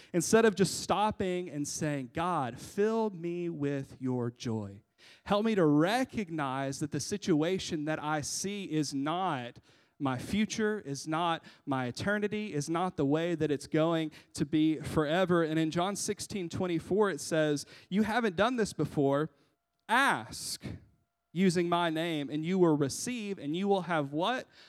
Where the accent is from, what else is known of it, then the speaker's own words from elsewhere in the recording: United States; We, as Americans